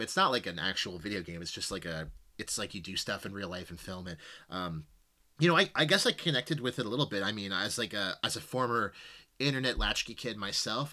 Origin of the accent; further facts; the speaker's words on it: Canada; as a Canadian citizen